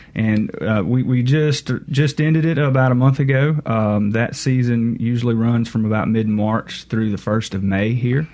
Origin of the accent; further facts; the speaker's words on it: Monticello, Mississippi, United States; I grew up um, around the Monticello area